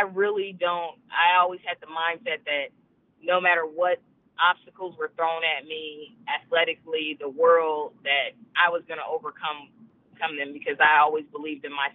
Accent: California, United States; moved away; also born or lived in Oregon; I'm from California

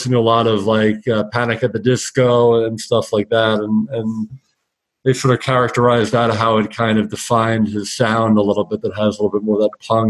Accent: Philadelphia, Pennsylvania, United States; now in Miami, United States; I'm originally from Philadelphia, but I live in Miami.

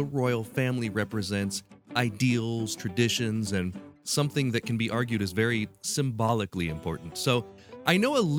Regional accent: United States; it's incredibly hard for me as an American to understand the idea of a royal family.

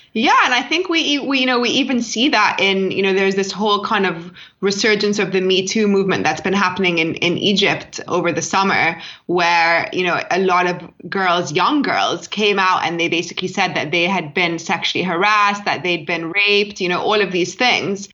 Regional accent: London, United Kingdom; I grew up in London

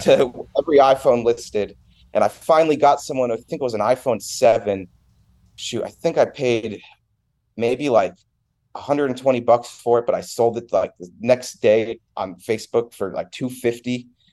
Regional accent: Milford, Connecticut, United States; moved away as an adult; I was born in Milford, Connecticut. Uh, I was born and raised there. I, I moved out of there when I was nineteen

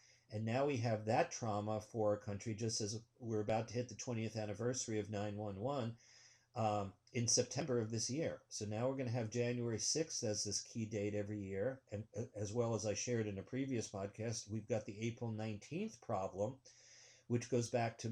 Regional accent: New York City, New York, United States; moved away as an adult; also born or lived in Michigan / Findhorn, Scotland / Massachusetts / Wisconsin; now in Oregon, United States; And I come from New York

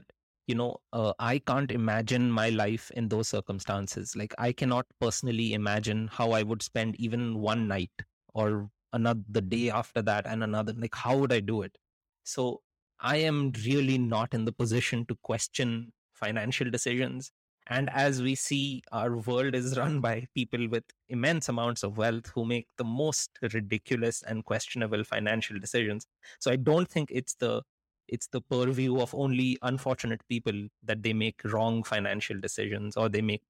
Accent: India; So I grew up in India, and there's a lot of poverty in India, but you expect there to be a lot of poverty in India.

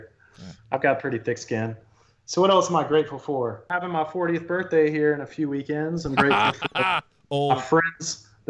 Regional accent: North Carolina, United States; accent: twang; I'm from North Carolina.

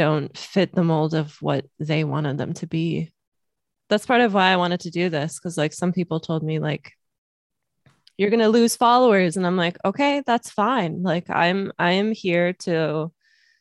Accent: Los Angeles, California, United States; also born or lived in Miami, Florida; I grew up in Los Angeles, so it's very liberal here

